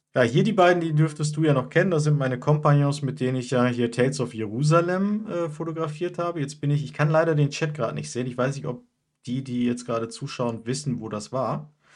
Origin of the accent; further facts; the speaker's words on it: Mülheim, North Rhine-Westphalia, Germany; bei uns in Mülheim